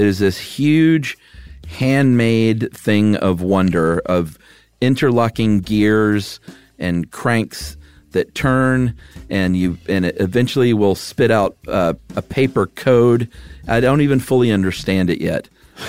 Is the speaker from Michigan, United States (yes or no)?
no; Georgia, United States; and I'm from Georgia.